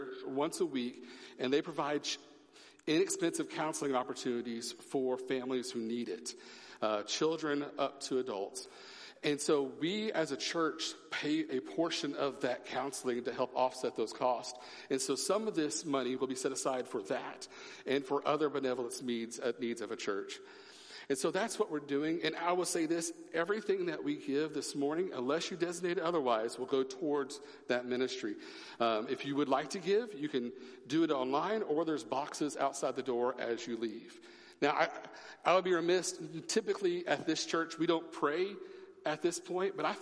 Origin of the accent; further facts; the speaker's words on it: Oklahoma, United States; moved away; I'm from Oklahoma. I am a Sooner